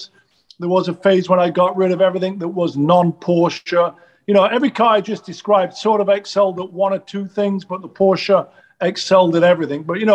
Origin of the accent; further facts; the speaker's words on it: England, United Kingdom; moved away as an adult; now in Los Angeles, United States; growing up in England in the 70s.